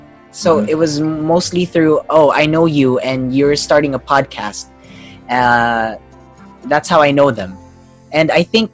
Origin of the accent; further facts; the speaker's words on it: Australia; also born or lived in Davao City; Yes, I was born in Davao City, but I grew up in Australia. I lost the accent, but the English is there.